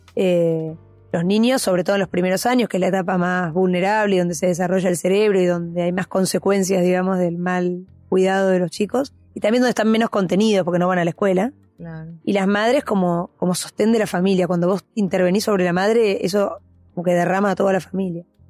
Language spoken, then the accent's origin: Spanish; Buenos Aires, Argentina; crecí en Capital, eh, en Recoleta